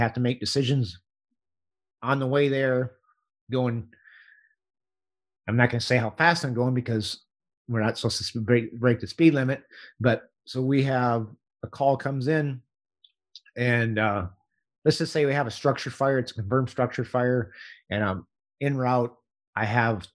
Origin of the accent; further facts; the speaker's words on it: Hutchinson, Kansas, United States; I live on the north side of my hometown here